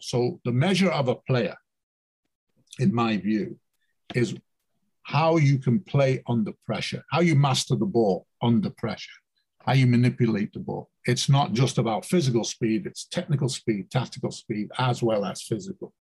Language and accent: English; England, United Kingdom; moved away as an adult; now in United States; I'm, I'm born and bred in England